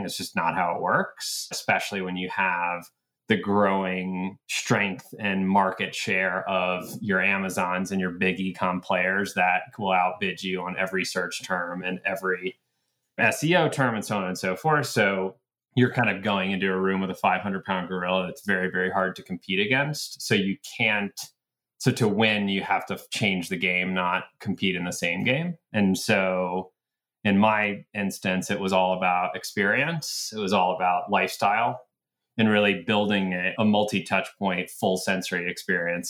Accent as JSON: {"language": "English", "town": "Atlanta", "region": "Georgia", "country": "United States", "tie": "born or raised there", "also_born_or_lived": "Boston", "moved": "as an adult", "said": "I grew up in Atlanta"}